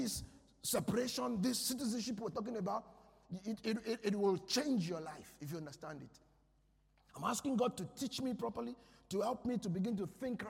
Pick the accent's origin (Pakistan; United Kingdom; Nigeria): Nigeria; I'm a Nigerian